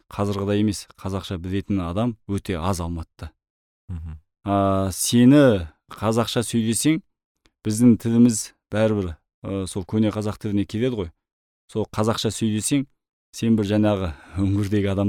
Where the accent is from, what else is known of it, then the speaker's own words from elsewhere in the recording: Mongolia; moved away as an adult; now in Kazakhstan; мені моңғолияда университет бітіріп ауылға келген кезде